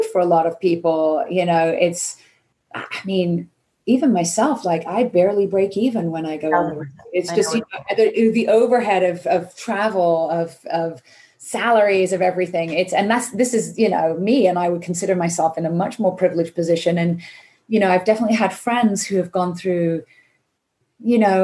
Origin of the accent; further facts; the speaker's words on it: United Kingdom; now in United States; I'm British